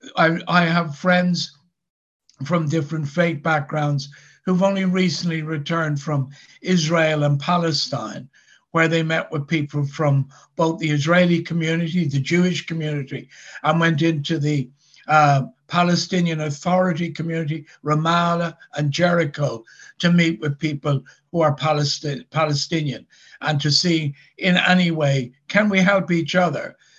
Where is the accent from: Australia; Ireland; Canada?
Ireland; Dublin, Leinster; now in Northern Ireland, United Kingdom; I actually don't come from Northern Ireland. I come from Dublin in the Republic of Ireland